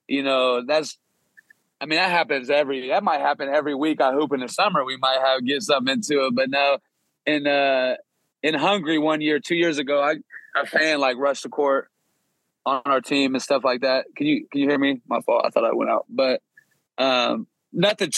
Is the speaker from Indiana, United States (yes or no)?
yes; Kokomo, Indiana, United States; now in Westfield, United States; I'm from Kokomo, Indiana, which is like an hour from Indianapolis